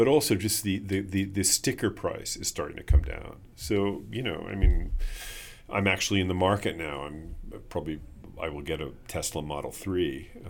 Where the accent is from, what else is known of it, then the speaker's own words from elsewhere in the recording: New York, United States; now in Los Angeles, United States; I came from New York. And I certainly would like to see very innovative kinds of congestion pricing here in Los Angeles.